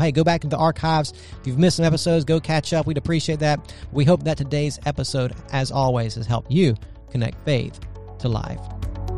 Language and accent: English; United States; we're American citizens